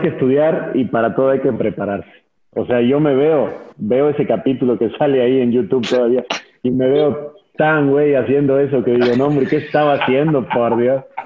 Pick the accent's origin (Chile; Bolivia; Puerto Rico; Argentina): Argentina; now in Mexico; yo mi infancia la pasé en Argentina, yo, yo viví allá nueve años